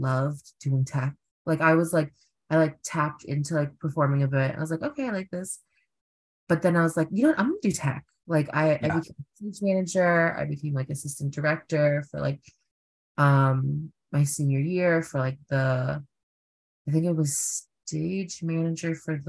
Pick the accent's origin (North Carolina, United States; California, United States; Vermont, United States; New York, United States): New York, United States; New York City; I am from Flushing, but like at the very end of Flushing, like mm-hmm. goes into like two other neighborhoods. But native New Yorker.